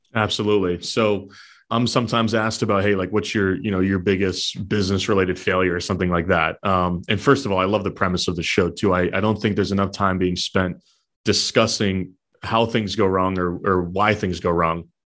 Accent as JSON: {"language": "English", "region": "southern New Hampshire", "country": "United States", "tie": "born or raised there", "said": "born and raised in New Hampshire, so southern New Hampshire by the Massachusetts border"}